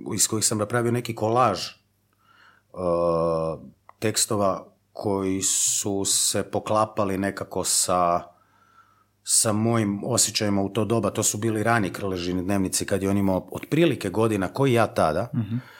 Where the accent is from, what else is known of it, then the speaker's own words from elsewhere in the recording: Zagreb, City of Zagreb, Croatia; ja sam iz Zagreba.